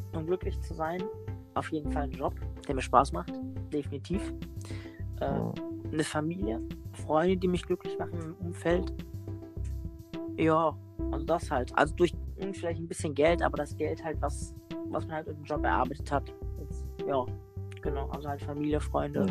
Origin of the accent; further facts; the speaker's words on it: North Macedonia; now in Germany; ich komme aus Mazedonien, nur aus dem Balkan.